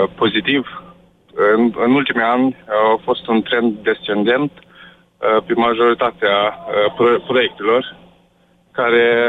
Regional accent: Romania; moved away as an adult; now in Norway; una dintre persoanele care a emigrat din țară, șap- acum șapte ani

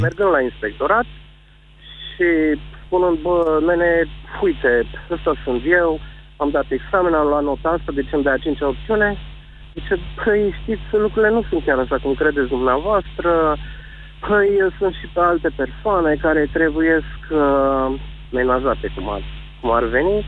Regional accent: Transylvania, Romania; sunt din Ardeal și că sunt un fost cadru didactic

